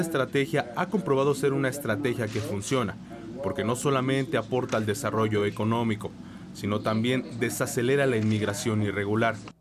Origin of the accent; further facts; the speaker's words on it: Mexico; moved away; nos representa como buenos mexicanos